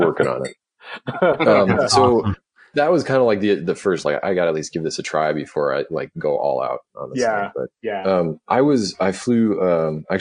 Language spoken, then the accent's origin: English; Duluth, Minnesota, United States; I grew up in Duluth, Minnesota